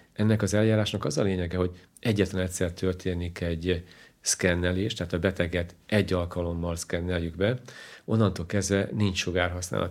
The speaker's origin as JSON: {"language": "Hungarian", "town": "Kolárovo", "region": "Nitra Region", "country": "Slovakia", "tie": "born or raised there", "also_born_or_lived": "Bratislava", "first_language": "Hungarian", "moved": "as an adult", "lives_now": "Hungary", "said": "én olyan környezetben nőttem föl, hogy a, a lakosság 90%-a volt magyar, 9%-a volt roma"}